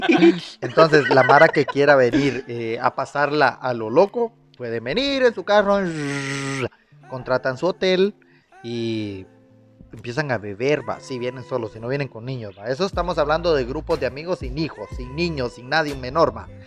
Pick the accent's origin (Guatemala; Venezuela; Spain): Guatemala; siendo porteño